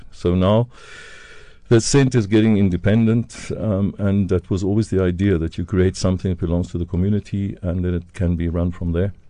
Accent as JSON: {"language": "English", "town": "Dundee", "region": "KwaZulu-Natal", "country": "South Africa", "tie": "born or raised there", "moved": "as an adult", "said": "Wasbank near Dundee. So I grew up that area in Dundee, went to school there."}